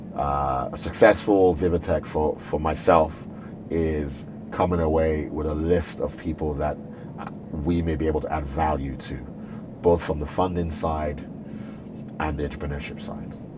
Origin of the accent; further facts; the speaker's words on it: Nigeria; also born or lived in United Kingdom; a Nigerian born and bred